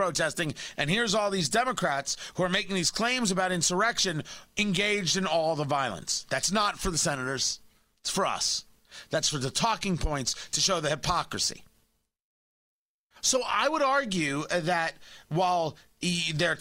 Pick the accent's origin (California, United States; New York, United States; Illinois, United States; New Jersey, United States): New Jersey, United States; Middletown; I grew up in Middletown, New Jersey. I grew up not far from where this happened